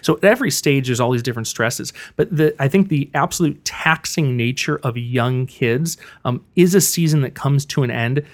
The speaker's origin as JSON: {"language": "English", "town": "Buffalo", "region": "New York", "country": "United States", "tie": "born or raised there", "also_born_or_lived": "Missouri", "moved": "as an adult", "lives_now": "Riverside, United States", "said": "I grew up with a single mom in Buffalo, New York."}